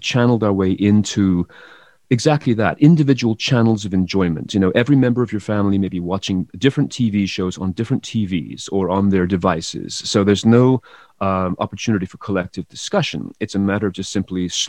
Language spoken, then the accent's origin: English; England, United Kingdom; moved away; I come from England originally